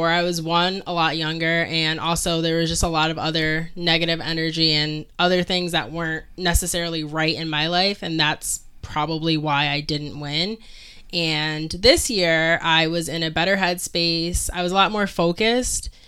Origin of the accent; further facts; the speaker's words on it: Connecticut, United States; moved away as an adult; now in Rhode Island, United States; I'm originally from Connecticut, and I moved to Rhode Island 1.5 years ago